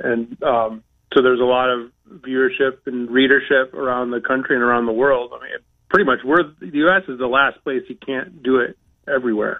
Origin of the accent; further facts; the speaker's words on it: Saginaw, Michigan, United States; now in Connecticut, United States; growing up in Saginaw, Michigan, in a factory town